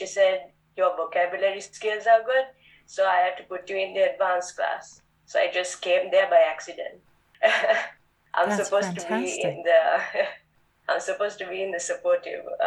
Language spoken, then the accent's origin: English; Sri Lanka; first language English; moved away; I wasn't meant to just be in Sri Lanka.